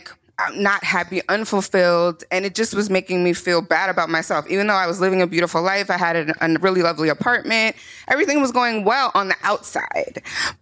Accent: Morristown, New Jersey, United States; also born or lived in Newark, New Jersey; But I am a Jersey girl. I was born and raised in Marstown, New Jersey.

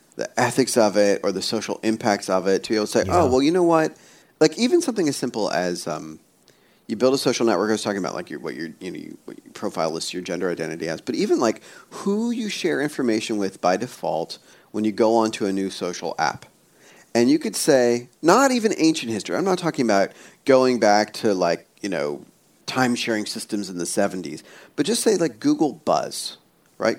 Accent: Pennsylvania, United States; I was born in Pennsylvania, but as a kid, we would go back to India to like where my folks were from

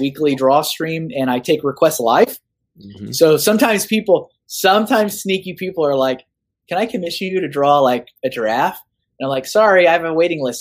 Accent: Austin, Texas, United States; moved away; I'm from Austin

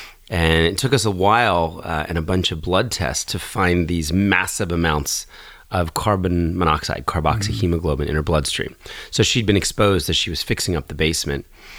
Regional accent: New Jersey, United States; also born or lived in Philadelphia; And when I was four, we moved from Philadelphia to get closer to my dad's new job. To the suburbs of southern Jersey.

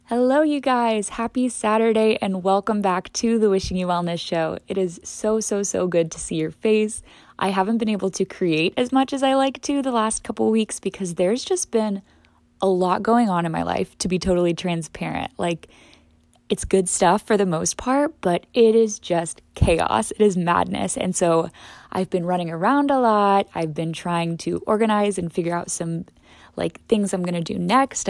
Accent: St. Louis, Missouri, United States; also born or lived in Death Valley, California; my home city and my home state

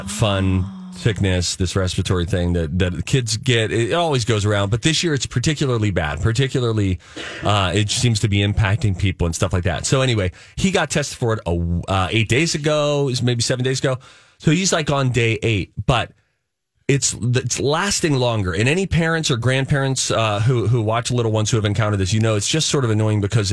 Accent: Pennsylvania, United States; moved away; I'm from Pennsylvania

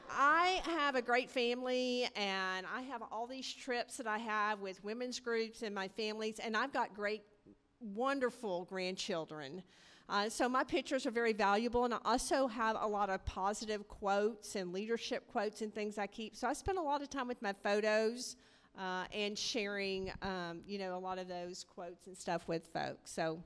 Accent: Mesquite, Texas, United States; I'm originally from Mesquite, Texas.

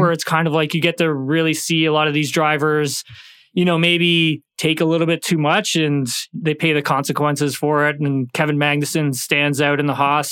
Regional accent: Canada; being a Canadian

